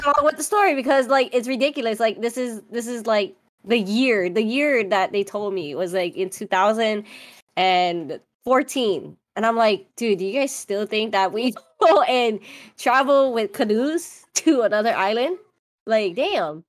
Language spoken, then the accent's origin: English; Oahu, Hawaii, United States; moved away as an adult; nineteen years off the rock on the island of Oahu, I ended up moving to the mainland